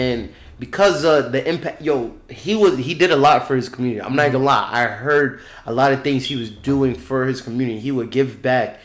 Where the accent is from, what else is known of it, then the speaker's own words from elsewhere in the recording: Long Island, New York, United States; we came to Long Island when we was young. But we came here young. So, nigga, we from Long Island